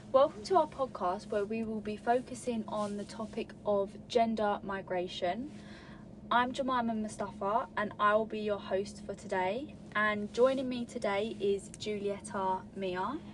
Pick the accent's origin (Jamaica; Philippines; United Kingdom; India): United Kingdom; England; I was born in England, you know, and so my Arabic's not strong